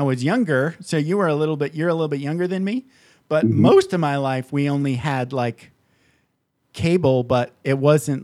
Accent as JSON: {"language": "English", "region": "Michigan", "country": "United States", "tie": "born or raised there", "said": "I grew up in Michigan"}